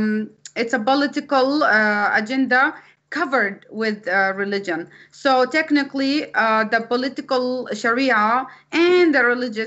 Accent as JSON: {"language": "English", "country": "Saudi Arabia", "tie": "born or raised there", "moved": "yes", "said": "as an ex-Muslim myself, I agree with what you said. That's exactly what they taught us when I was raised in Saudi Arabia."}